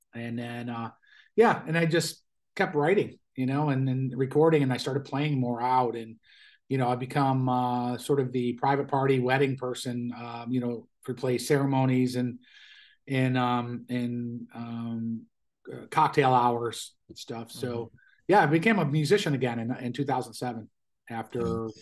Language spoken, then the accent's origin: English; Buffalo, New York, United States; moved away; Buffalo, my hometown